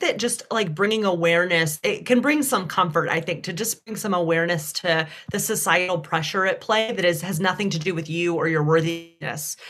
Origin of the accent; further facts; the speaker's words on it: Deep South, United States; accent: Southern; growing up in the Deep South